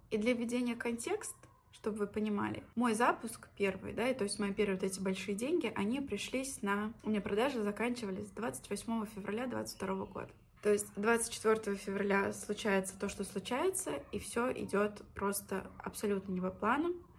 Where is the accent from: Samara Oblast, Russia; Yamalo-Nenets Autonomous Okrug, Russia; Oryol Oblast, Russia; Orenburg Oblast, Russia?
Orenburg Oblast, Russia; Orsk; moved away as an adult; also born or lived in Saint Petersburg; Орск — это мой родной город в Оренбургской области. Можете посмотреть на карте, где это, граница с Казахстаном. Я там выросла